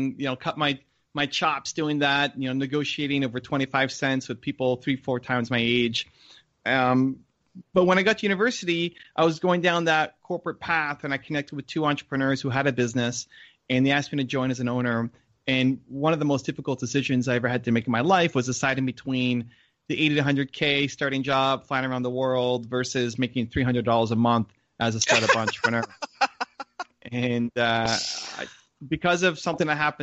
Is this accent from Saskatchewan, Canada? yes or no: no; Toronto, Ontario, Canada; I'm connected with this organization here in my hometown of Toronto